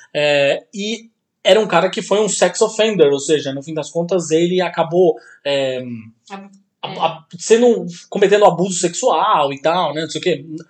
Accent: Santos, São Paulo, Brazil; de Santos, minha terra natal

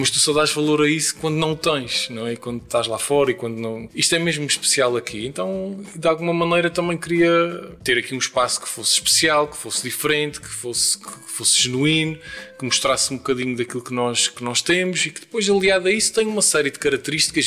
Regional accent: Terceira, Azores, Portugal; na minha terra

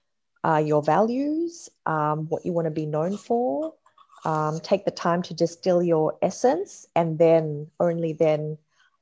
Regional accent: Australia; moved away as an adult; also born or lived in Perth, Australia / California, United States; now in Sydney, Australia; I grew up in Perth for primary school, then high school in Sydney, then university in California, and then back to Australia. And I'm currently in Sydney.

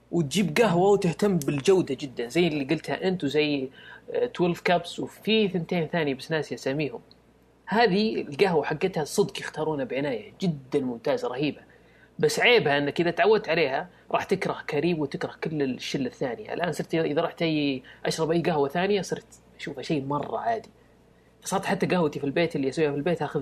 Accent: Riyadh, Riyadh Province, Saudi Arabia; عندنا في الرياض

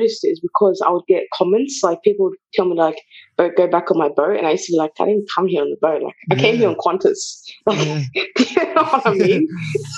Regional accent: England, United Kingdom; English is a second language; also born or lived in Bulawayo, Zimbabwe; I grew up in England

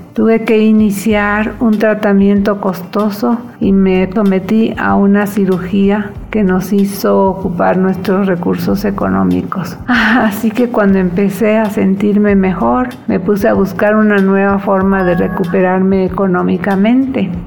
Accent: Veracruz, Mexico; also born or lived in Mérida / Campeche; now in Cuernavaca, Mexico; Nací en 1960 en Veracruz. Toda mi familia es de Mérida y Campeche. Pero caso curioso es que mandaron a mi papá a Veracruz a trabajar y ahí nací sin estar previsto

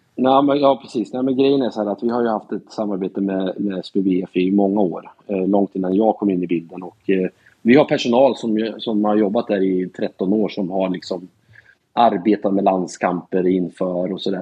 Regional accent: Norrköping, Östergötland, Sweden; also born or lived in Portland, Oregon, United States / Katrineholm; sen så flyttade jag till Norrköping när jag började fyran. Så jag var tio år när jag flyttade till Norrköping

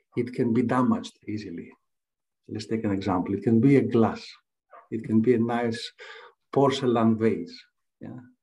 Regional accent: Greece; English is a second language; I was uh, born and raised in Greece. You can tell from my accent.

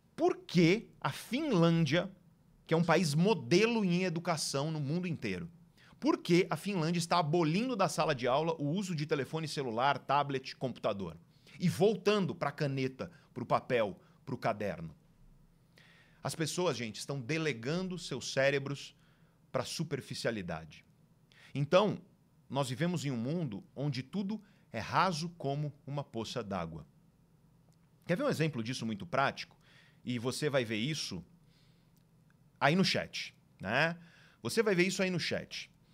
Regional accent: Santos, São Paulo, Brazil; Praia Grande, do lado da cidade de Santos, onde eu nasci

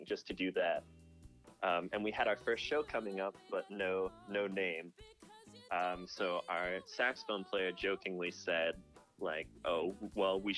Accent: Raleigh, North Carolina, United States; I'm from Raleigh, North Carolina

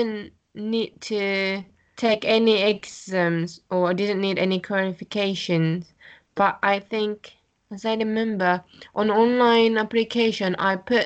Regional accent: Japan; English is a second language; moved away as an adult; now in London, United Kingdom; I'm from Japan. Now I'm living in London almost for about 9 months.

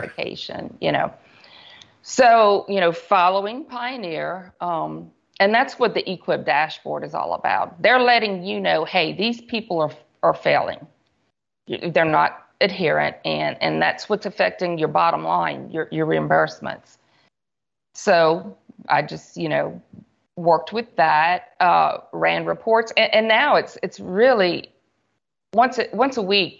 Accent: Church Point, Louisiana, United States; I was born and raised in Church Point, Louisiana

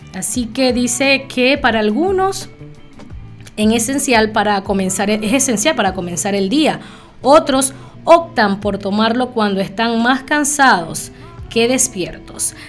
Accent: Venezuela; somos de un país caribeño, soy venezolana

